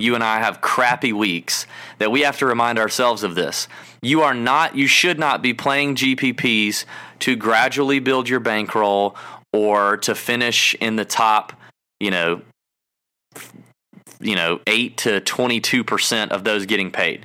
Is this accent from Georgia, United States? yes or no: yes; Georgia, United States; I'm from Georgia